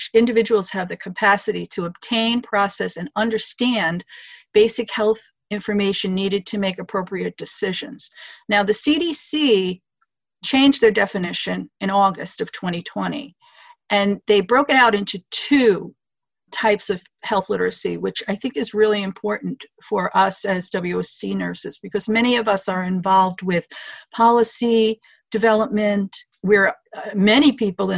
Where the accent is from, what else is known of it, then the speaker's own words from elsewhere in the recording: New York City, New York, United States; moved away as an adult; now in Capital District, New York, United States; I'm originally from New York City